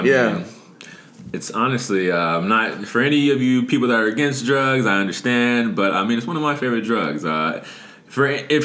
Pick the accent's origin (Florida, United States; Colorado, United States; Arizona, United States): Arizona, United States; also born or lived in Cleveland, Ohio; I was raised in Arizona